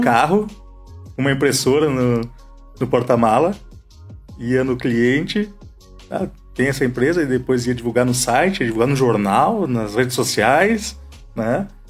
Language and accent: Portuguese; Santa Maria, Rio Grande do Sul, Brazil; moved away as an adult; also born or lived in London; now in Caxias do Sul, Brazil; Eu sou natural de Santa Maria